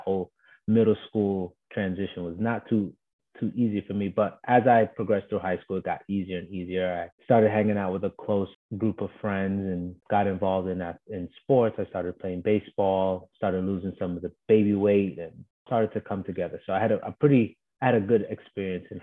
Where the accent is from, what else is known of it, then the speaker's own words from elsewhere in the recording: New York City, New York, United States; moved away as an adult; now in Washington, D.C., United States; I'm from Brooklyn, born and raised in Bushwick